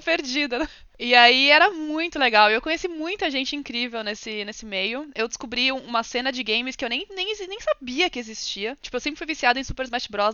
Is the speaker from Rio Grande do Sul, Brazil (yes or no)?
no; São Paulo, Brazil; moved away as an adult; now in London, United Kingdom; eu nasci no Brasil, São Paulo, no momento moro em Londres